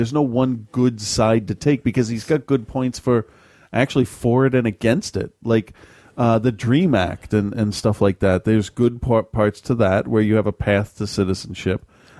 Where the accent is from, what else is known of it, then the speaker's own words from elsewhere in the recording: New England, United States; I'm from New England, and I know how easy it is to not take this stuff seriously, but out west, it is a serious problem.